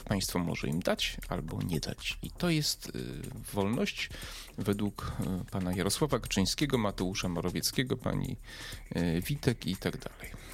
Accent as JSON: {"language": "Polish", "town": "Przemyśl", "region": "Subcarpathian Voivodeship", "country": "Poland", "tie": "born or raised there", "said": "Ja z Przemyśla pochodzę. Mój dom rodzinny jest jakieś może 5-6 kilometrów od Medyki."}